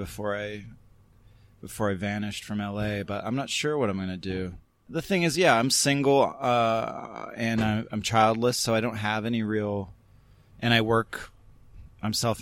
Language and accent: English; Canada; also born or lived in New York, United States; now in Los Angeles, United States; I was from the West Coast, from Canada